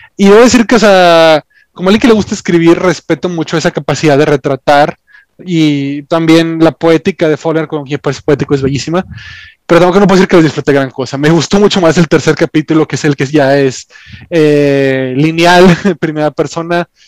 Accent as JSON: {"language": "Spanish", "country": "Mexico"}